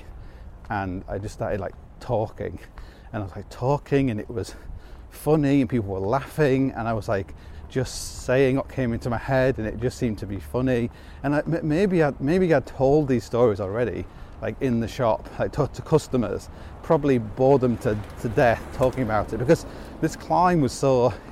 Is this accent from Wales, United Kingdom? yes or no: no; Hull, Yorkshire and the Humber, United Kingdom; moved away; when I grew up in Hull